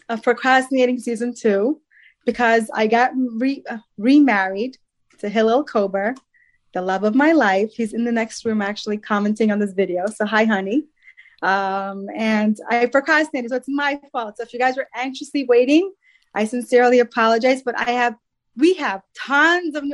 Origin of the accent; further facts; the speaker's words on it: New York, United States; I'm from Long Island.